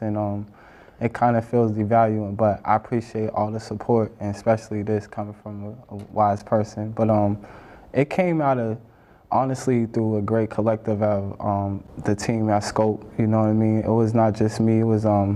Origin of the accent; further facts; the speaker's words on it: Boston, Massachusetts, United States; growing up in Boston